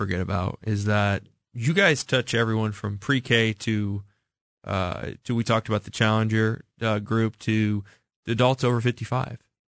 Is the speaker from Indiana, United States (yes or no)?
no; Missouri, United States; I grew up in the Northland, and you all built a great Y up there in Parkville.